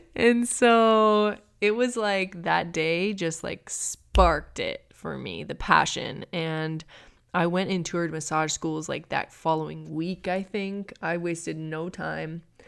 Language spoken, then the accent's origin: English; Minneapolis, Minnesota, United States; moved away as an adult; now in Inland Empire, California, United States; I grew up in Minnesota